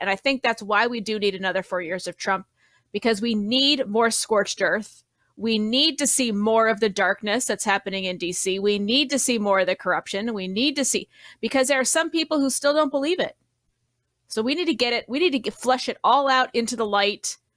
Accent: Colorado, United States; also born or lived in Florida; I grew up in Colorado, living in Florida

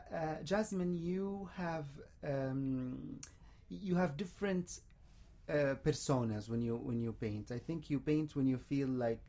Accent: Kuwait; now in United Arab Emirates; which I come from Kuwait.

